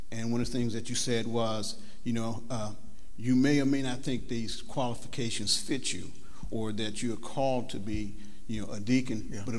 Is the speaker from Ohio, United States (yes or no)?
yes; Mansfield, Ohio, United States; moved away as an adult; I grew up in Mansfield, Ohio, and um, I came I came here about 30 years ago. Okay, I, I actually can say I grew up uh, in a church.